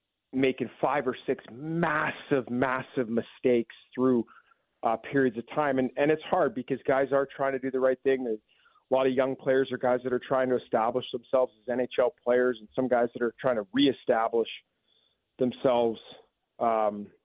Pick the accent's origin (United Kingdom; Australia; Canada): Canada; Vancouver area, British Columbia; born or raised there; now in Washington, United States